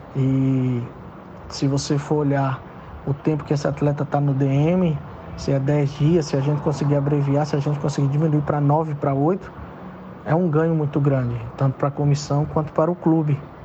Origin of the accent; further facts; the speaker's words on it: Belo Horizonte, Minas Gerais, Brazil; moved away as an adult; now in Maceió, Brazil; sou mineiro, sou de Belo Horizonte, mas enraizado aqui em Maceió. Moro aqui em Maceió desde 2000, há 22 anos